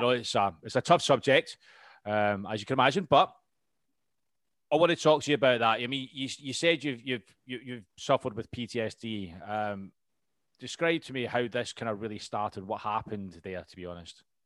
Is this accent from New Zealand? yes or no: no; United Kingdom; we're British